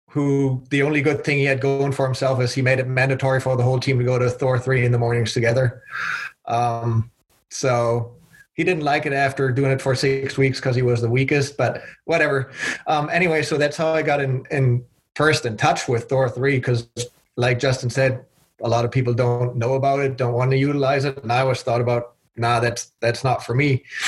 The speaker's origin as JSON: {"language": "English", "country": "Germany", "tie": "born or raised there", "also_born_or_lived": "Belgium", "moved": "as an adult", "lives_now": "United States", "said": "I was born and raised in Germany"}